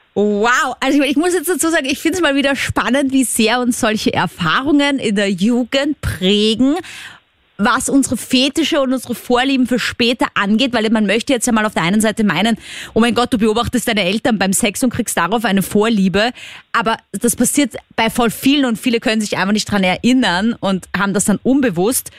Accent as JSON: {"language": "German", "region": "Vienna", "country": "Austria", "said": "als Wienerin"}